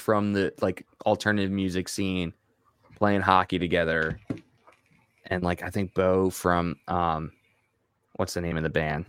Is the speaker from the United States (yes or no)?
yes; Long Island, New York, United States; moved away; I lived on Long Island